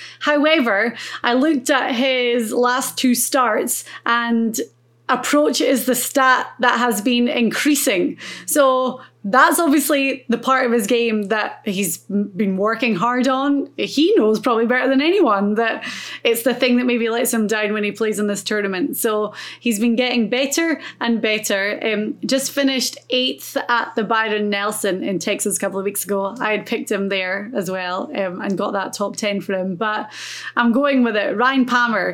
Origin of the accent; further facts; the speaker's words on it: Ireland; As an Irish.